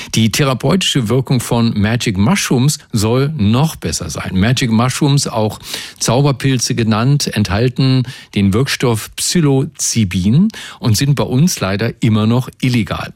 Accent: Brandenburg, Germany; bei uns in Brandenburg

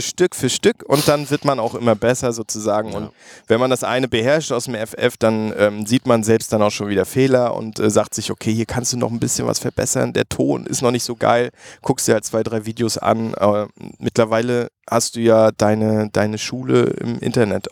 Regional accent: Mecklenburg-Vorpommern, Germany; Ich bin ja Mecklenburger

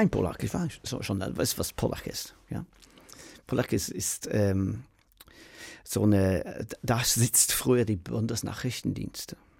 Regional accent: Manchester, North West England, United Kingdom; German is a second language; moved away as an adult; now in Berlin, Germany; ich komme aus Manchester, aus dem Council House

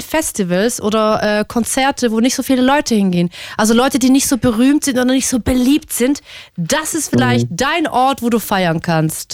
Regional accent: Switzerland; moved away as an adult; now in Germany; ich komme aus der Schweiz

